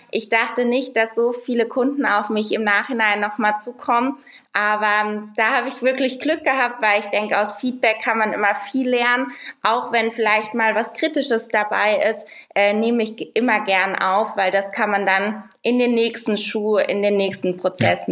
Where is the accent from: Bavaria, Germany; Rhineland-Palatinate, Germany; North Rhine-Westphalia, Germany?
Rhineland-Palatinate, Germany; moved away; ich komme aus der Pfalz ursprünglich